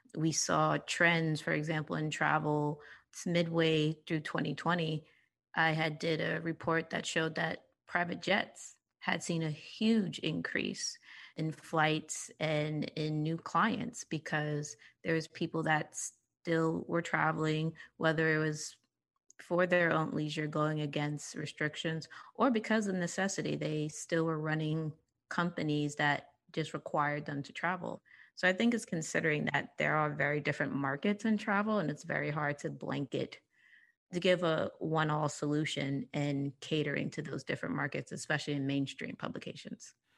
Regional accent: New York, United States; I am born and raised in New York. Um, I was raised in Harlem.

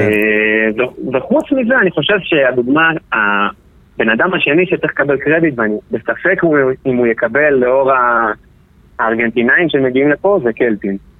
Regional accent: Israel

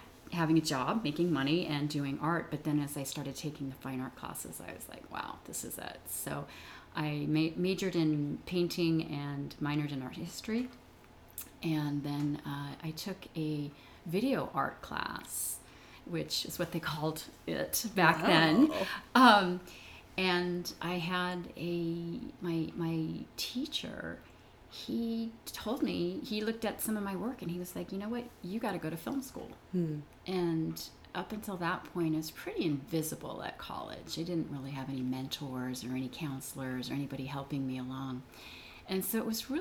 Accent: San Jose, California, United States; I grew up in San Jose, California

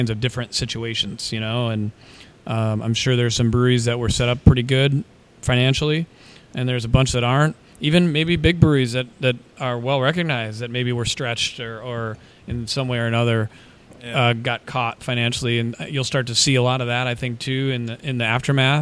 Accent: Minnesota, United States; moved away; I'm from Minnesota, got friends and family all over

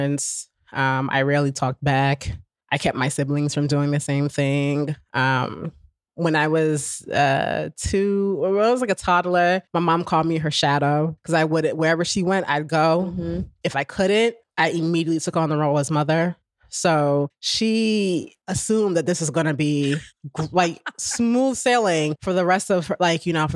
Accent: Newark, New Jersey, United States; I grew up in Newark

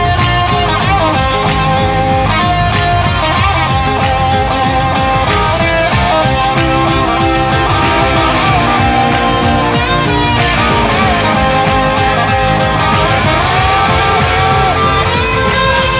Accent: Saint-Étienne, Auvergne-Rhône-Alpes, France; I grew up in town in France, it's called Saint-Étienne.

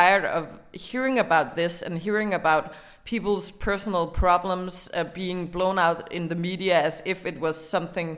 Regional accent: Denmark; in Denmark we are adapting American trends

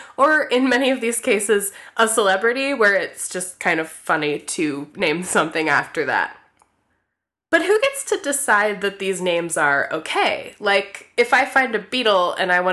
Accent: Raleigh, North Carolina, United States; My hometown, Raleigh, North Carolina

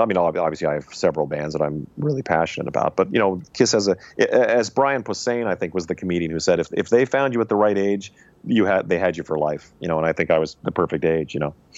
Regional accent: Saskatchewan, Canada; moved away; I was from Saskatchewan

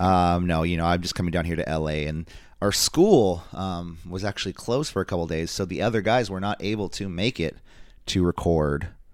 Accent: San Francisco Bay Area, Northern California, United States; we come from the Northern California, San Francisco Bay Area

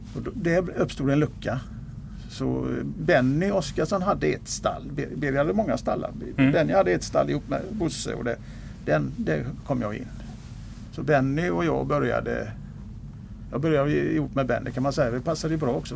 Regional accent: Gothenburg, Västra Götaland, Sweden; also born or lived in Kungsbacka / Älvsåker; now in Mölndal, Sweden; Så att jag är född i eh, östra Göteborg och uppväxt i norra Göteborg, nordöstra Göteborg, Kviberg, Kotterhåla

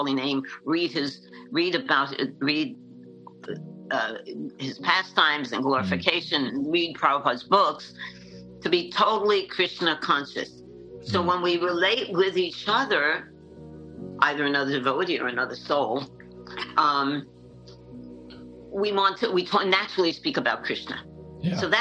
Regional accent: New York City, New York, United States; also born or lived in Manhattan, New York / Vermont / Jagannath Puri, India; now in Alachua, United States; I'm from Brooklyn, New York, and I grew up in the 1960s

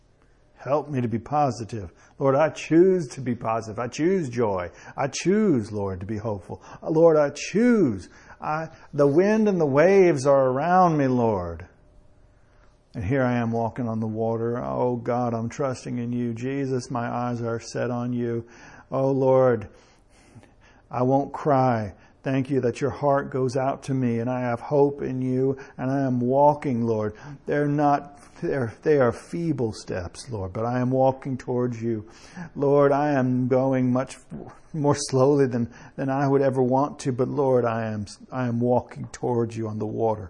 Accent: United States; I am an American

